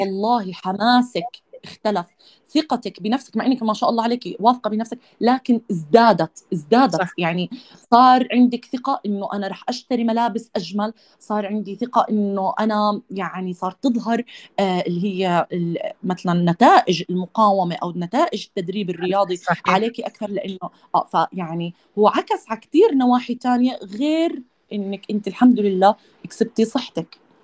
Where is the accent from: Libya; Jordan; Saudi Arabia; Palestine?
Jordan; انا اردنيه